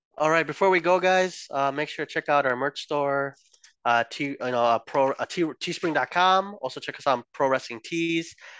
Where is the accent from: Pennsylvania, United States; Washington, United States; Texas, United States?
Washington, United States; Aberdeen; We're both from Aberdeen, Washington